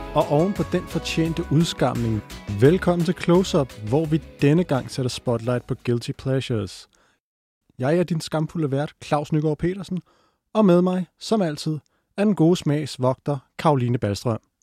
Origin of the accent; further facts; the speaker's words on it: North Zealand, Capital Region of Denmark, Denmark; Jeg er fra Nordsjælland